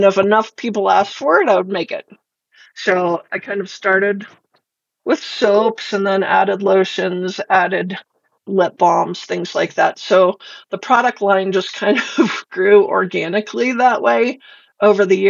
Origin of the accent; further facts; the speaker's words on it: Boulder, Colorado, United States; also born or lived in Golden, Colorado; I grew up in Boulder